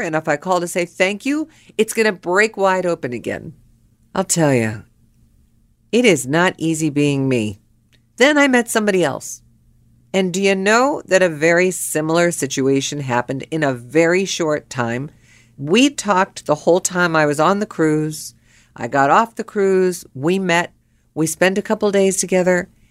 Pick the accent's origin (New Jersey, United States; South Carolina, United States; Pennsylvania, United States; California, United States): Pennsylvania, United States; Pittsburgh; I was born and raised in Pittsburgh